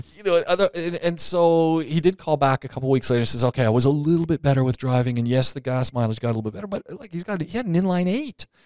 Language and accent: English; Canada; I'm not from the U S, I'm from Canada